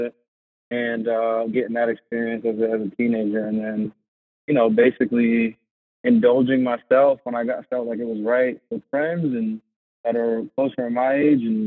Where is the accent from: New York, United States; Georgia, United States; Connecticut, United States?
Connecticut, United States; Bridgeport; moved away as an adult; also born or lived in Naugatuck, Connecticut; now in Worcester, United States; I'm from Bridgeport, Connecticut. I lived in Bridgeport for a while, lived in Naugatuck, so southern, Connecticut, and then I went to Trumbull High School